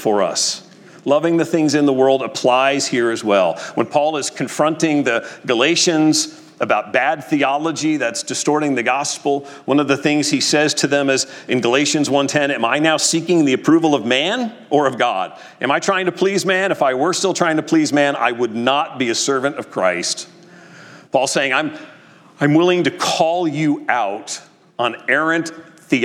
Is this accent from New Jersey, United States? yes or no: yes; New Jersey, United States; When I was a kid growing up in North Jersey